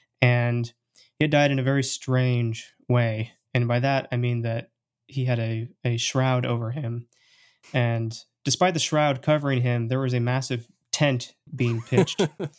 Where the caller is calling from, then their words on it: Portland, Oregon, United States; I'm here from Portland, Oregon, the land of the hipsters and incredibly expensive coffee.